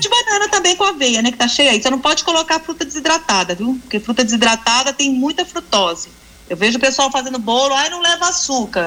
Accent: Minas Gerais, Brazil; eu sou de Minas

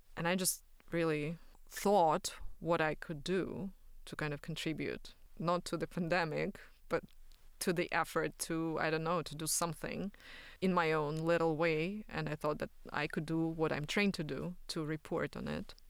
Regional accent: Belarus; moved away; I'm from Belarus

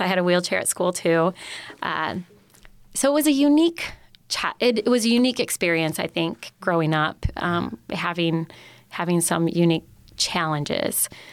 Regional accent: Upper Peninsula, Michigan, United States; I grew up in the Upper Peninsula

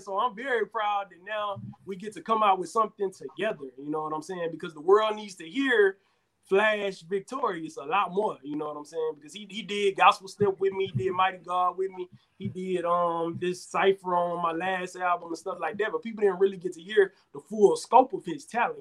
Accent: Houston, Texas, United States; now in Atlanta, United States; I'm originally from Houston, Texas, currently residing in Atlanta, Georgia

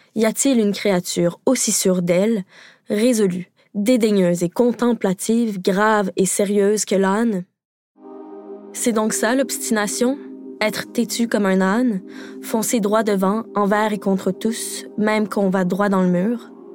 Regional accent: Quebec, Canada; je suis québécoise

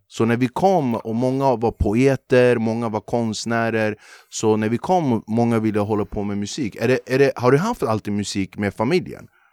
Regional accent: Flemingsberg, Stockholm County, Sweden; när jag är uppvuxen i Flemingsberg

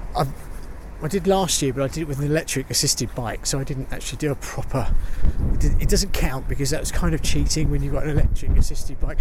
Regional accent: United Kingdom; I'm British

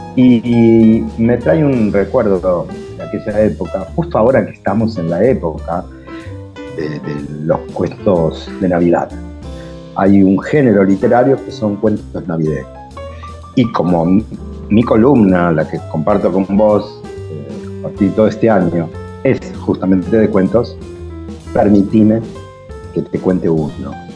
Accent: Villa Madero, Buenos Aires Province, Argentina; mi niñez en Villa Madero

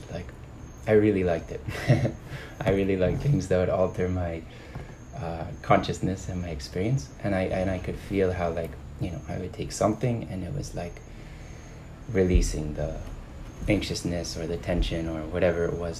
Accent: just outside of Boston, Massachusetts, United States; I grew up in the States. I grew up in Massachusetts, like just outside of Boston

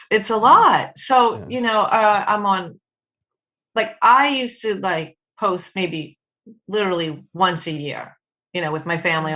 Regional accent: Short Hills, New Jersey, United States; I'm from Short Hills, New Jersey

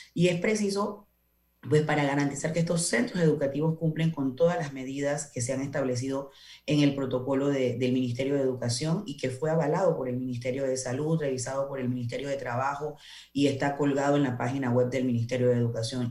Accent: Panamá Oeste, Panama; yo soy del área de Panamá Oeste

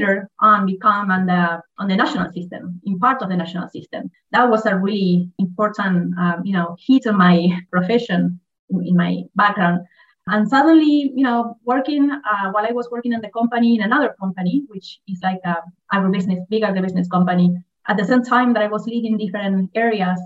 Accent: Argentina; I am from Argentina, actually with dual citizenship because, you know, most of the Argentine are Italian, so I am also Italian.

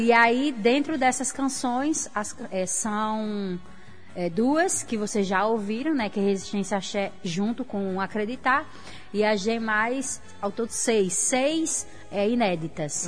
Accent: Natal, Rio Grande do Norte, Brazil; also born or lived in Areia Preta; Eu nasci e me criei no bairro de Mãe Luísa. Hoje eu moro em Areia Preta.

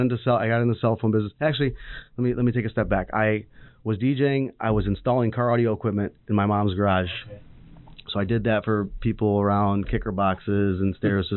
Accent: Redford, Michigan, United States; also born or lived in Farmington Hills, Michigan; I was I grew up in Redford.

